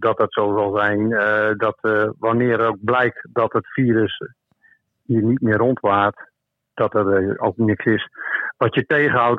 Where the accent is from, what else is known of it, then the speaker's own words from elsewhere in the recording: Beverwijk, North Holland, Netherlands; ik ben in Beverwijk geboren